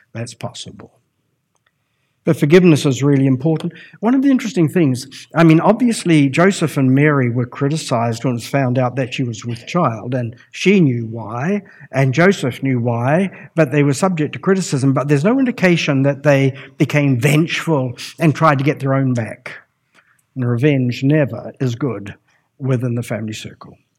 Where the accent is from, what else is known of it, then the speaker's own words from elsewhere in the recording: Palmerston North, Manawatū-Whanganui, New Zealand; I was brought up in the Lynn District Gospel Hall